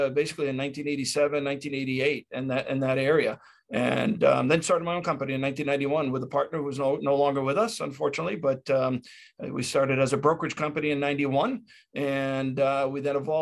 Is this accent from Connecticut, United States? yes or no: yes; Hartford, Connecticut, United States; also born or lived in Springfield, Massachusetts; I'm a native of right where I'm calling from. I'm from Hartford, Connecticut. So I grew up in the suburbs of Hartford, Connecticut